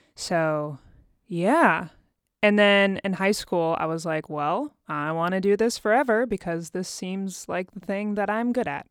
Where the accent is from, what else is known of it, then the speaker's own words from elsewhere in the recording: Dayton, Ohio, United States; moved away as an adult; also born or lived in Chicago, Illinois; now in Nashville, United States; I was born and raised in Dayton, Ohio